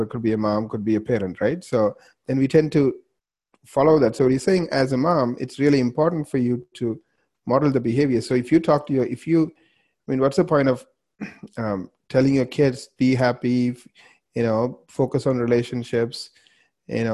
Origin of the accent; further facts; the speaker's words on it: Canada; we're both Canadian